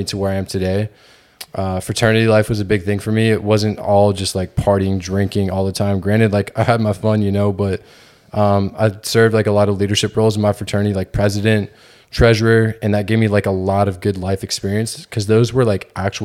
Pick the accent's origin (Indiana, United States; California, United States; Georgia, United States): Georgia, United States; moved away as an adult; now in Houston, United States; I'm from Georgia